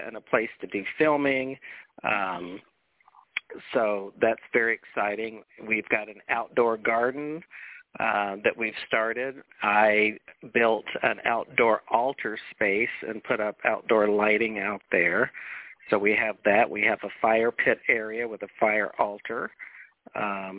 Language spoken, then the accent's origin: English; Jacksonville, Florida, United States; moved away; also born or lived in Colorado; I was born and raised here in Jacksonville, but my parents divorced, and when my mom and stepdad married, they bought a dude ranch in the mountains of Colorado